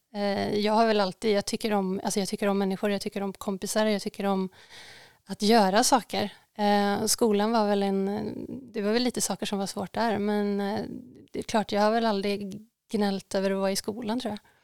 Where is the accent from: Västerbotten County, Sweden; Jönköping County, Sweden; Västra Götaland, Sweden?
Västra Götaland, Sweden; Tidaholm; now in Stockholm, Sweden; vi bodde ju, uh, men, var fan bodde vi? Men vid Hyltasjön, om folk vet vart det ligger. Ja. Det, upp, det är uppe i skogen, uppe på Hökensås